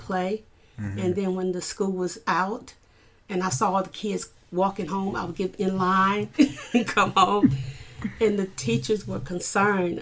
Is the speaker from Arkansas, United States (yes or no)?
yes; Arkansas, United States; also born or lived in Cleveland, Ohio; I was born in Cleveland, Ohio. And at the age of 8, after the death of our mom, we were brought to Arkansas. So I was raised in Arkansas.